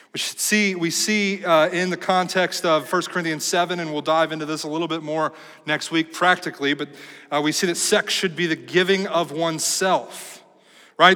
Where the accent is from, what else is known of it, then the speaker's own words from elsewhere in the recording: United States; we, as American Christians